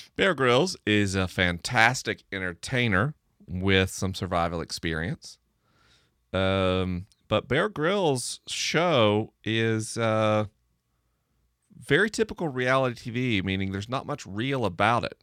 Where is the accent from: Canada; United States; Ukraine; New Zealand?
United States; the rural South; I grew up in the rural South